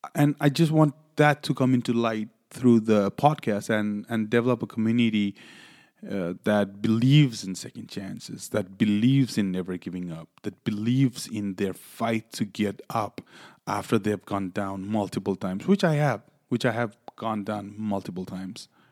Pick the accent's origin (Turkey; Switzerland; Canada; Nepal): Nepal; also born or lived in Louisiana; now in New York, United States; originally I'm from Nepal.